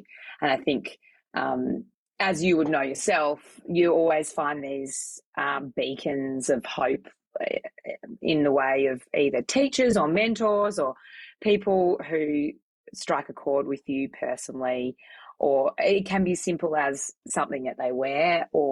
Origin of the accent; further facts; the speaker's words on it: Melbourne, Victoria, Australia; I grew up in Melbourne, in Victoria, in the inner city.